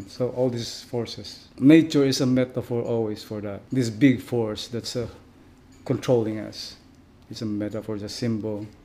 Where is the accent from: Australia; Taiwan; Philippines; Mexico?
Philippines; Mindanao; I grew up in in the very very you know harsh places in the Philippines. Like it's we grew up in Mindanao.